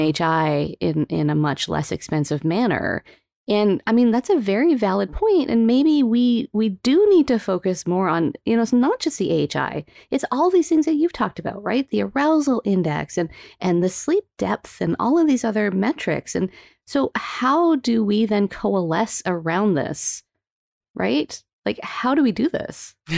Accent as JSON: {"language": "English", "town": "Calgary", "region": "Alberta", "country": "Canada", "tie": "born or raised there", "moved": "yes", "said": "I was born in, raised in Calgary, Alberta"}